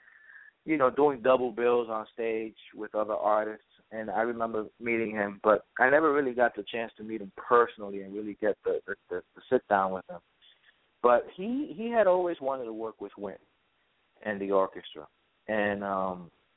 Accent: New York City, New York, United States; growing up in the Bronx

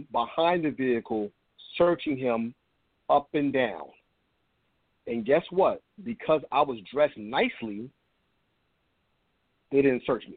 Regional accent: Trenton, New Jersey, United States; I'm from Trenton, New Jersey, another town that decided to, act a fool a few nights ago

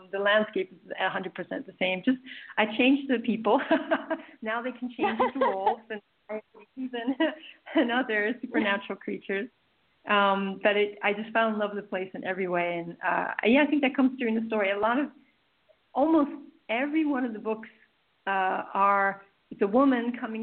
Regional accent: East Coast, United States; moved away as an adult; also born or lived in Arizona; I'm actually from the East Coast, and moving to Arizona

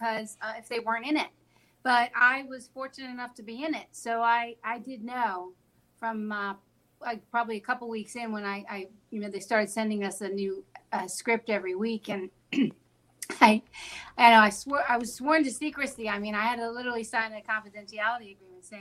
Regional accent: Delaware County, Pennsylvania, United States; also born or lived in Springfield, Pennsylvania / Chester County, Pennsylvania; I live in Chester County now, but I grew up in Delaware County

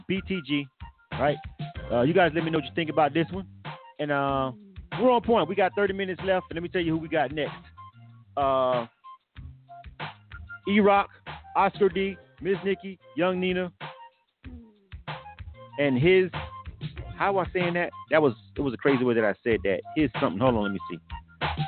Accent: Florida, United States; I'm from Florida

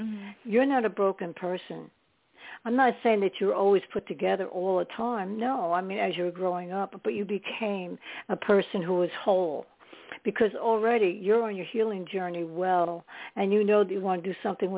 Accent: New York, United States; now in New Jersey, United States; I was living in New York at that time. I was born in New York.

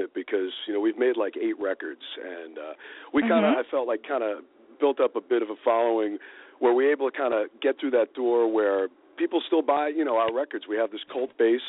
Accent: New York City, New York, United States; moved away; growing up in the Bronx

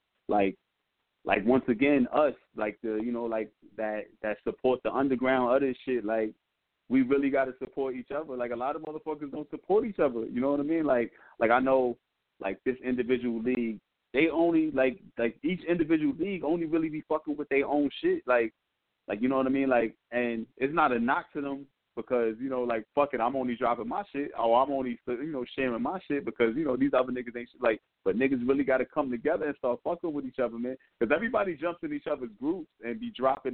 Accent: New York, United States; I'm from New York. Yeah, I rep NY

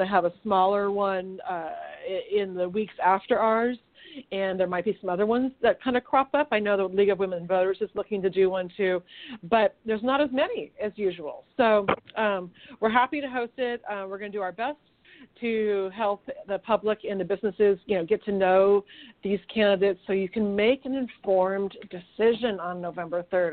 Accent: Sacramento, California, United States; I grew up in Sacramento

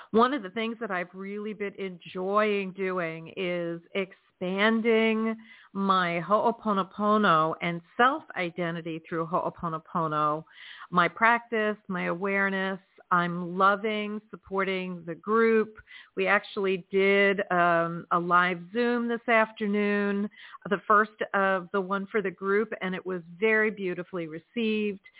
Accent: Florida, United States; also born or lived in New England; So I hail from South Florida, and it is chilly down here tonight.

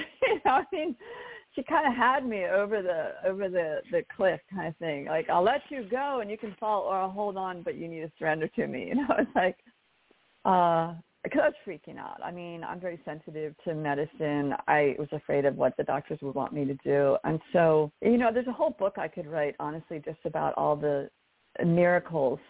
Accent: near Baltimore, Maryland, United States; I ended up back in Maryland where my where I grew up near Baltimore

